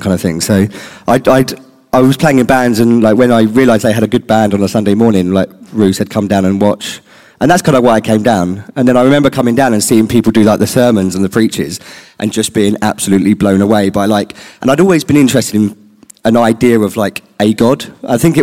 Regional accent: Littlehampton, South East England, United Kingdom; We grew up in Littlehampton in Rustington

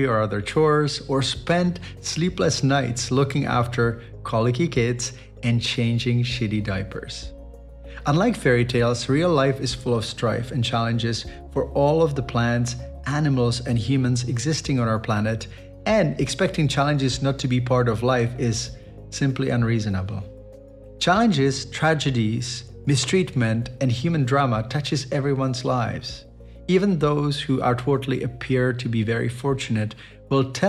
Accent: Chomutov, Ústí nad Labem Region, Czechia; my hometown of Chomutov

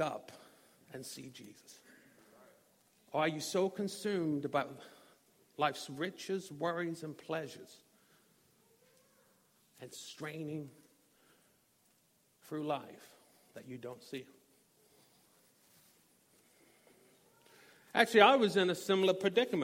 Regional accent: Norwich, East of England, United Kingdom; moved away as an adult; also born or lived in Little Rock, Arkansas; we decided to go back to my hometown. As you see, I have an accent. I'm not from these parts. Y'all. So we decided to go to England.

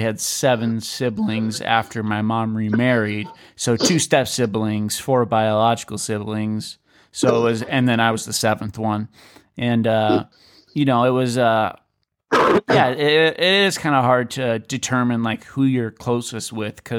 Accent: St. Louis, Missouri, United States; I was born in St. Louis

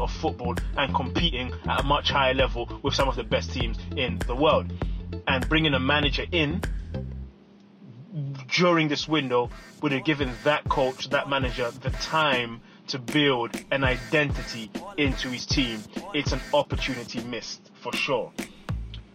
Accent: London, United Kingdom; moved away as an adult; also born or lived in Democratic Republic of the Congo; now in United States; I was born in the Congo, I grew up in London, England, and I lived now over 10 years in the United States

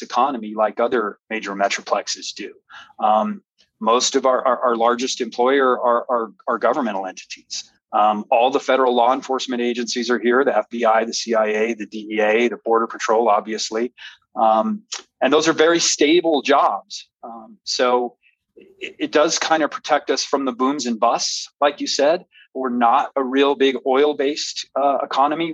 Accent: El Paso, Texas, United States; I love, love, love my hometown

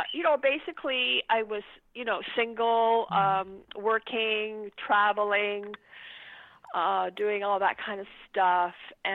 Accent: Laval, Quebec, Canada; also born or lived in Montreal; I was born in a place called Laval, Quebec. And I went to, I went to school. I went to theater school in Montreal. I'm actually really, at the end of the day, a Montrealer.

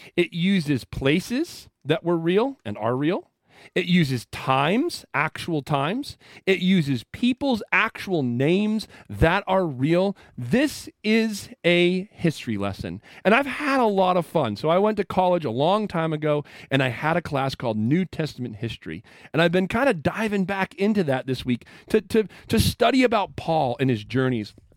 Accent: Western Maine, United States; moved away; I am from Western Maine

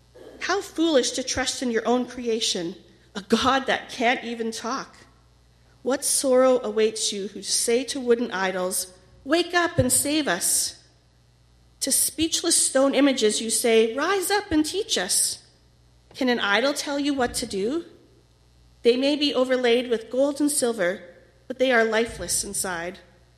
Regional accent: Winnipeg, Manitoba, Canada; When I was in grade 4, my parents were appointed as pastors to the alcohol treatment center here in Winnipeg.

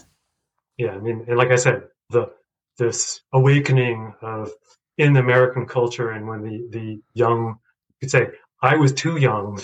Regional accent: Boulder, Colorado, United States; also born or lived in Chandigarh, India; growing up in Boulder

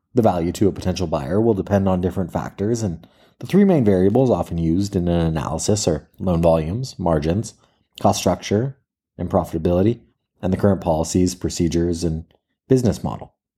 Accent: Marin County, California, United States; I grew up in Marin County where mountain biking was invented

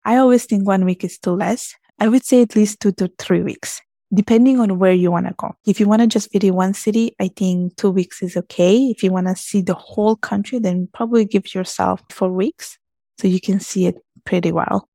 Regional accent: Italy; I was born and raised in Italy.

